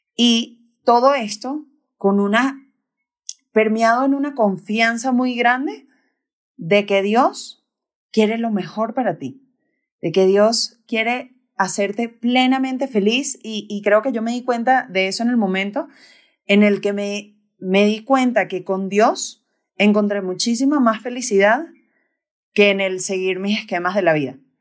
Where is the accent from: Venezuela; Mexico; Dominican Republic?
Venezuela; Caracas, Capital District; now in Bogotá, Colombia; soy de Venezuela, de Caracas, y tengo 28 años. Ahorita, ahorita vivo aquí en, en Bogotá